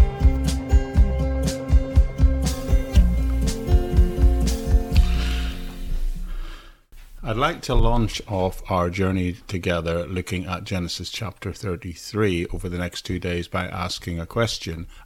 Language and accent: English; Northern Ireland, United Kingdom; an area near where I grew up in Northern Ireland